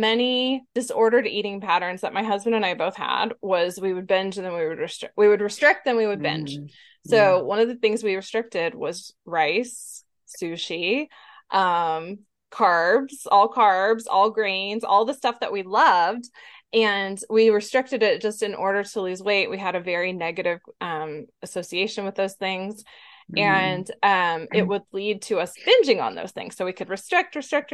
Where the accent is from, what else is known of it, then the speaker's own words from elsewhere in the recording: Texas, United States; I'm from Texas